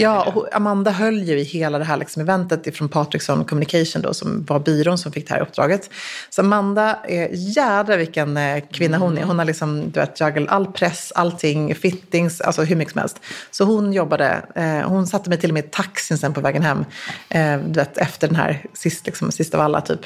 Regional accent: Sweden; jag som svensk

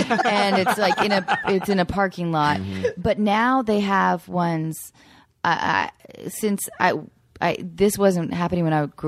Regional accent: Edmonds, Washington, United States; moved away; I'm from Edmond.

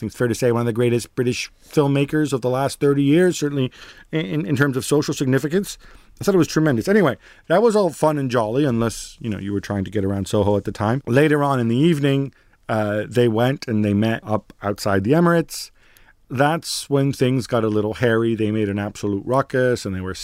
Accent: Milan, Lombardy, Italy; I'm from Milan

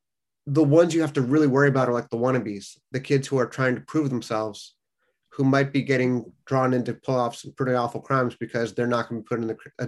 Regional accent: Los Angeles, California, United States; I grew up in Los Angeles

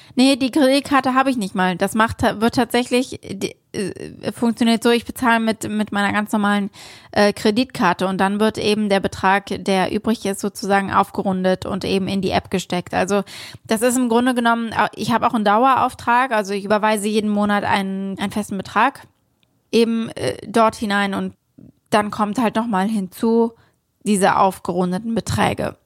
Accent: Germany; now in New York, United States

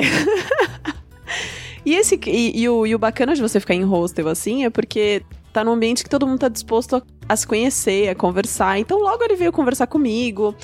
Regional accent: Brazil; como boas brasileiras que somos

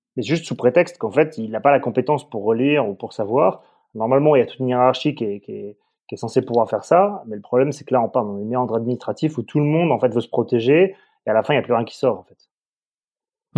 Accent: south-west France, France; je suis un enfant du Sud-Ouest

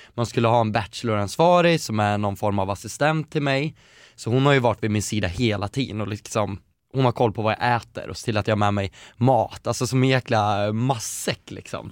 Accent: Eskilstuna, Södermanland, Sweden; also born or lived in Västerås; now in Stockholm, Sweden; Jag har vuxit upp i Eskilstuna där jag känt att jag absolut inte vill bo

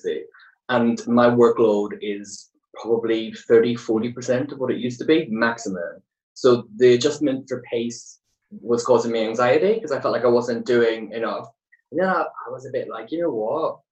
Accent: Belfast, Northern Ireland, United Kingdom; growing up in Belfast

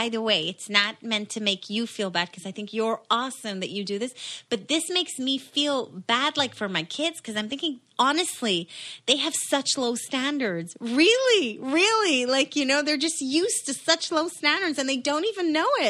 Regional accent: Israel; moved away; So, growing up, we didn't do Christmas cause I grew up in Israel and nobody does serve Christmas in Israel.

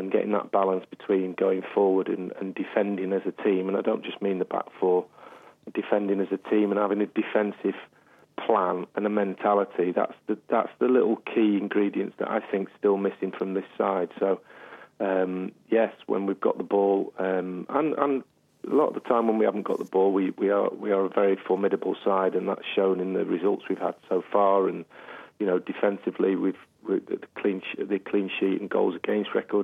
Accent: England, United Kingdom; we're all English on this side of the pond

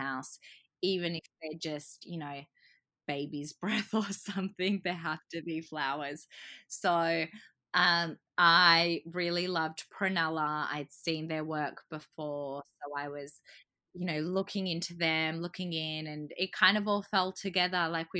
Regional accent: Croatia; I'm originally from Croatia and a lot of my family couldn't make it over for the wedding.

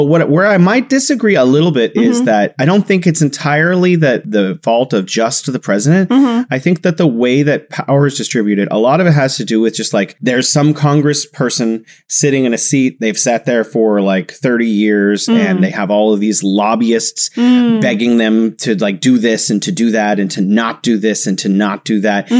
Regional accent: United States; moved away; also born or lived in Beijing, China; my perception as an American living in Beijing

